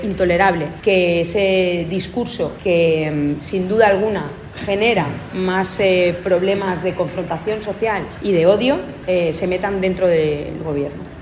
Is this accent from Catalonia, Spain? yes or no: no; Valencian Community, Spain; como valenciana, como ciudadana